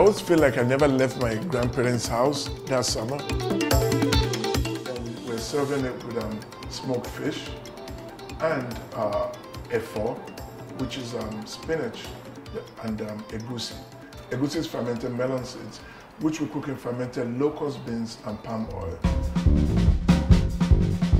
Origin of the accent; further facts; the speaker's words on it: Offa, Kwara, Nigeria; now in New York, United States; My hometown, which is Ofa, is known for anama, which is sweet potato.